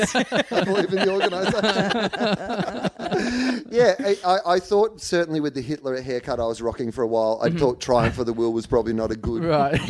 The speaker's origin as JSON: {"language": "English", "area": "Gippsland", "region": "Victoria", "country": "Australia", "tie": "born or raised there", "said": "when I was growing up in Gippsland"}